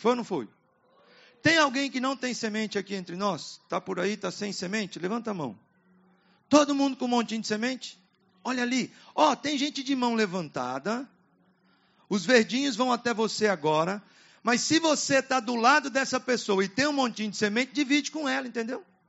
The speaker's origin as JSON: {"language": "Portuguese", "town": "Apucarana", "region": "Paraná", "country": "Brazil", "tie": "born or raised there", "also_born_or_lived": "Curitiba", "said": "Eu saí do interior quando era adolescente, lá em Apucarana, no estado do Paraná, e fui para a capital, Curitiba."}